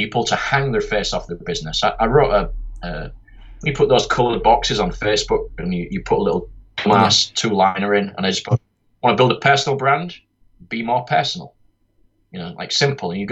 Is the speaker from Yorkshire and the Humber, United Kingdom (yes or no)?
yes; Yorkshire and the Humber, United Kingdom; accent: Yorkshire; my dumb Yorkshire accent